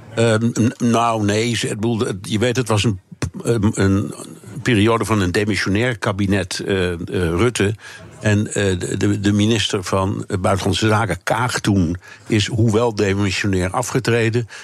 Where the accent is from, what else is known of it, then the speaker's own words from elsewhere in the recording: Netherlands; wij als Nederlanders